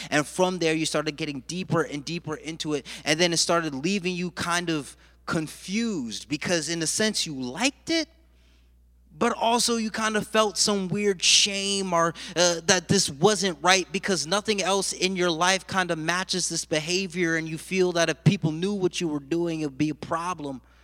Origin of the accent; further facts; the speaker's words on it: United States; I'm a first generation American. My mother and father were born and raised in Jamaica, and they came to this country